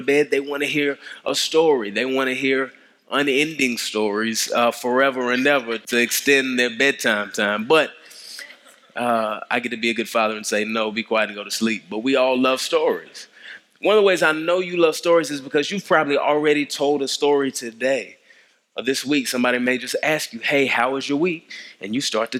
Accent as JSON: {"language": "English", "town": "DeSoto", "region": "Texas", "country": "United States", "tie": "born or raised there", "moved": "yes", "lives_now": "Atlanta, United States", "said": "I grew up in Dallas. I grew up in DeSoto, so it's good to be in the Metroplex."}